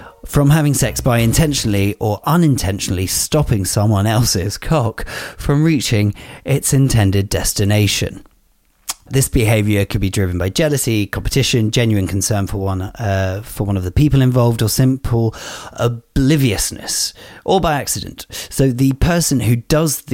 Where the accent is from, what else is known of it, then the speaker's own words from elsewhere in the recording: United Kingdom; as a British citizen